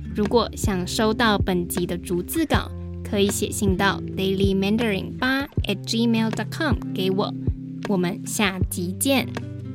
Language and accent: Chinese; Taiwan; first language Mandarin Chinese; 我是来自台湾的